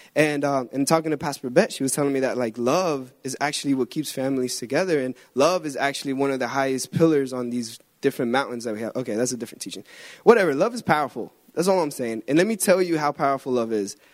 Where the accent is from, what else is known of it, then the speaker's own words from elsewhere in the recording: Guatemala; moved away; I'm from Guatemala.